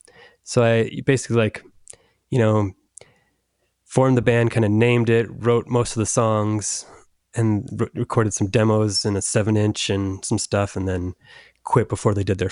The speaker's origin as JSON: {"language": "English", "town": "Orange County", "region": "California", "country": "United States", "said": "I'm from Orange County, California."}